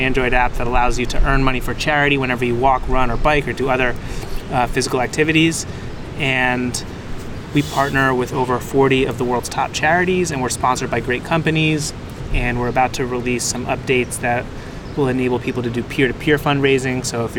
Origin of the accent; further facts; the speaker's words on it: Northern New Jersey, United States; moved away as an adult; now in New York City, United States; I'm from New Jersey. Northern Jersey? Northern Jersey